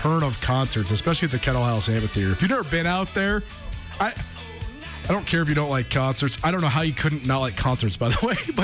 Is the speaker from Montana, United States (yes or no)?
yes; Missoula, Montana, United States; our time playing sports growing up in Montana, because that's something that's so unique in a town like Missoula. Like, I went to the school with the same kids from when I was in kindergarten on.